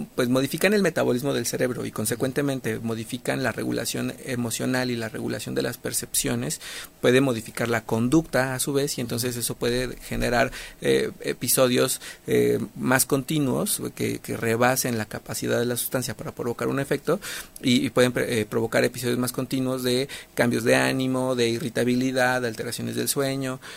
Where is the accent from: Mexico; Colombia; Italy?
Mexico; somos muy mexicanos